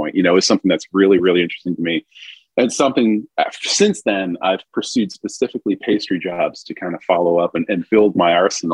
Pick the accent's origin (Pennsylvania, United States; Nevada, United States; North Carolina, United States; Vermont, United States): Vermont, United States; moved away as an adult; also born or lived in New Orleans, Louisiana; growing up in Vermont and rural, you know, dairy farm, moving to downtown New Orleans was quite the culture shock at 19.